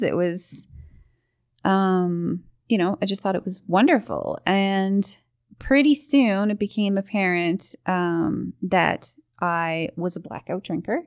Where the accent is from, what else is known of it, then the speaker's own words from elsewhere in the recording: Portugal Cove South, Newfoundland and Labrador, Canada; I, I grew up in Newfoundland, very small town, uh, Portugal Cove, south